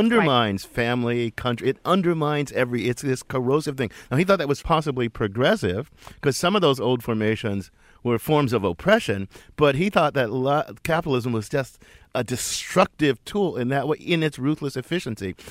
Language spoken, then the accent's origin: English; Midwest, United States; son of the Midwest